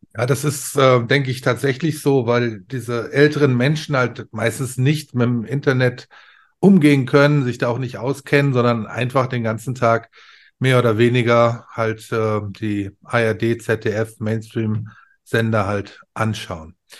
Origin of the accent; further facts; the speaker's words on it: Ruhr area, North Rhine-Westphalia, Germany; also born or lived in Bavaria; ich bin ein Kind des Ruhrpots